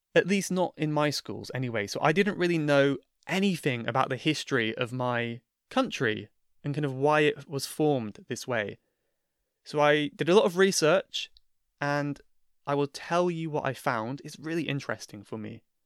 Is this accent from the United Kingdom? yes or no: yes; Cornwall, South West England, United Kingdom; my county of Cornwall is a Celtic region.